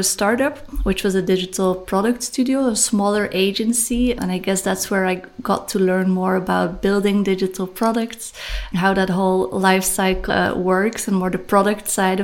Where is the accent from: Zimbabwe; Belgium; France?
Belgium; Bruges, Flanders; now in Ghent, Belgium; I'm also born in Belgium, Bruges, a very small town here